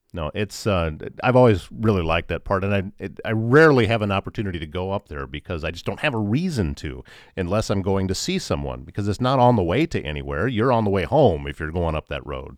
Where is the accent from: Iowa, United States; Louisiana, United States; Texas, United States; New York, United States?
Iowa, United States; moved away; also born or lived in Georgia; I'm from Iowa.